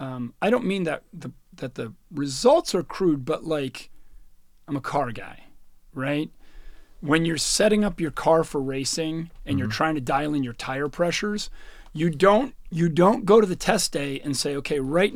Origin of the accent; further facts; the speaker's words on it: United States; I do. Because I'm American.